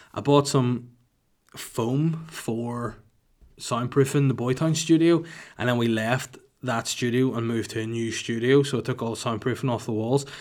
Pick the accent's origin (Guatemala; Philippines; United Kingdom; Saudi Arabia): United Kingdom; Holywood, Northern Ireland; my hometown of Hollywood County Down, not California